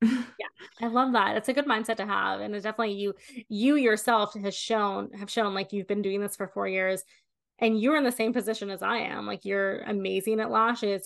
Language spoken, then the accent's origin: English; Canada; I'm Canadian.